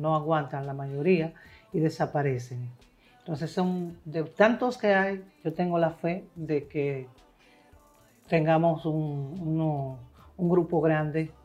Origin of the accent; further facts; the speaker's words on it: Montecristi, Monte Cristi, Dominican Republic; yo nací en Montecristi